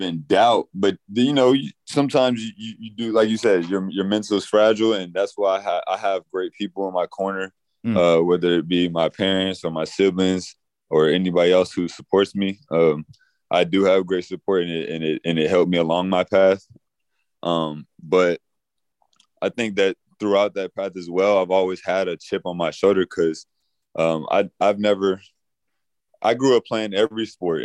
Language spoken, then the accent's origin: English; Douglasville, Georgia, United States; moved away as an adult; also born or lived in Lafayette, Louisiana / Pensacola, Florida / South Carolina; now in Lakeland, United States; I grew up in Douglasville, Georgia, like Villa Rica, Douglasville, Georgia area.